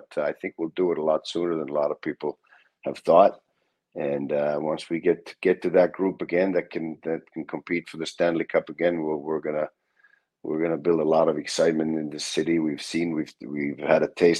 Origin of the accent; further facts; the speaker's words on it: Finland; moved away as an adult; also born or lived in Tampere, Finland; now in Columbus, United States; I was born in that city. But lived a little further north most of my life